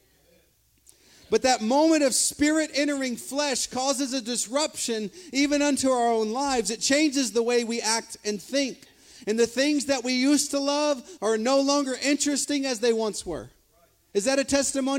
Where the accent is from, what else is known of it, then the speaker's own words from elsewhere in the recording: Silsby, United States; first language English; I grew up in Silsby, just down the road.